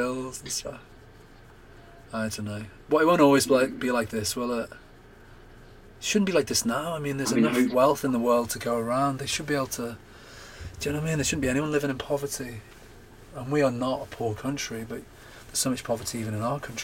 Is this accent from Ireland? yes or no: no; United Kingdom; we're brought up as British, English, whatever, Scottish, Welsh